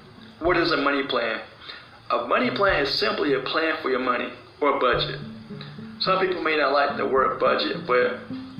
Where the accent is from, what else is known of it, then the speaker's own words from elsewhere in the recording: South Carolina, United States; I am from South Carolina